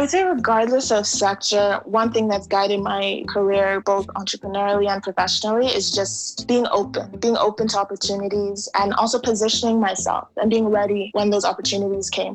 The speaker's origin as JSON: {"language": "English", "region": "New York", "country": "United States", "tie": "born or raised there", "said": "Growing up in New York, yeah, it wasn't that cool to be African"}